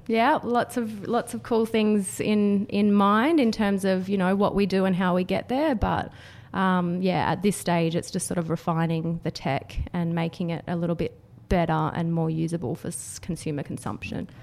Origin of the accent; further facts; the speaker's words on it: Canberra, Australian Capital Territory, Australia; I was from, I grew up in Canberra and worked for government